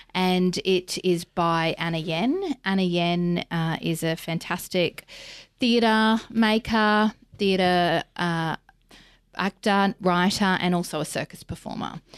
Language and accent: English; Mackay, Queensland, Australia; now in Brisbane, Australia; I'm from Mackay originally